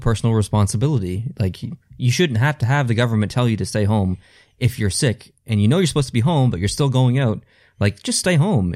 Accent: Canada; I am Canadian and that I do live in this country

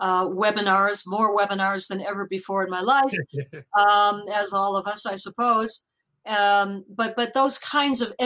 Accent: United States; I'm speaking as an American

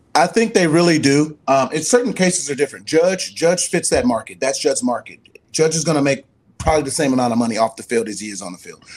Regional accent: California, United States; my home state, California

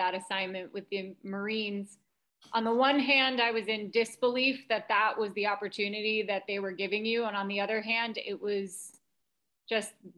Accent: New York City, New York, United States; moved away; I am born and raised in New York City

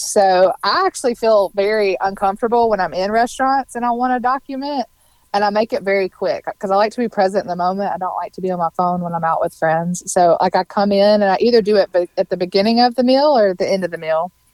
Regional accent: Mississippi, United States; moved away as an adult; now in Nashville, United States; I'm from Mississippi

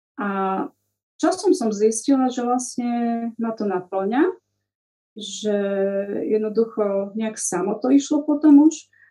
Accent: Humenné, Prešov Region, Slovakia; moved away as an adult; now in Snina, Slovakia; Takže ja pochádzam z Humenného. Tam som absolvovala základnú školu, aj gymnázium

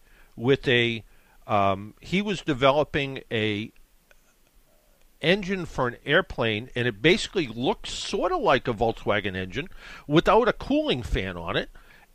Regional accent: New England, United States; I'm from New England

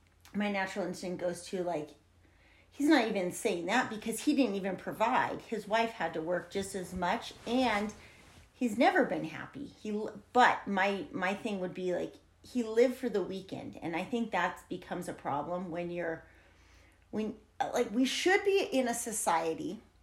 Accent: San Diego, California, United States; And I come from San Diego. And while San Diego's beautiful and beautiful people, you know, when you're in that city, you're used to instant gratification.

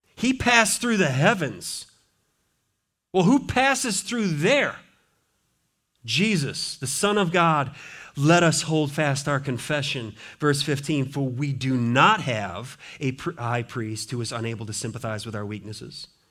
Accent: Montana, United States; now in Richmond, United States; I grew up in Montana

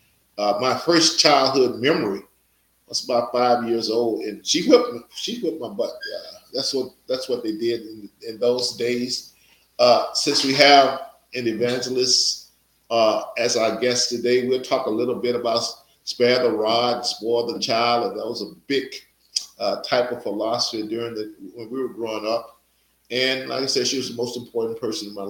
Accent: Natchez, Mississippi, United States; moved away; my hometown, Natchez, Mississippi

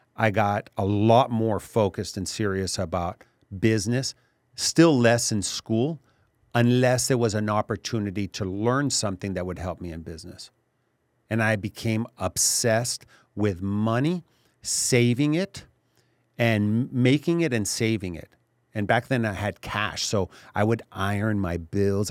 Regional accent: Laredo, Texas, United States; also born or lived in Mexico City, Mexico; I grew up in Laredo, lived in Mexico City also

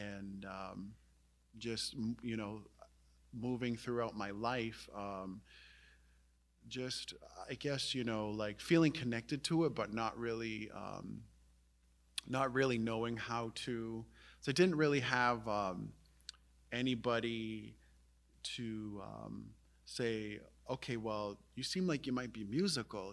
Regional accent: Indian Island, Maine, United States; I was fortunate to grow up on Indian Island, um, which is an island in the Penobscot River.

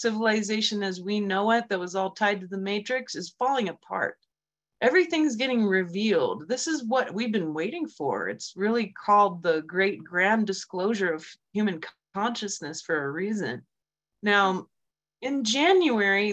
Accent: Germany; moved away; I grew up in Germany during the Cold War and as a little psychic kid.

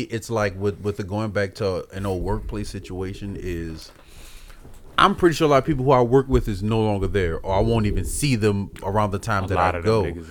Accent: New Orleans, Louisiana, United States; I grew up in the Magnolia Projects.

